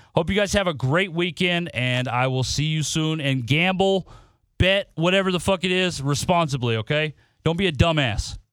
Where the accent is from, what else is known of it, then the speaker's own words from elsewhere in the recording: Nebraska, United States; moved away; I'm from Nebraska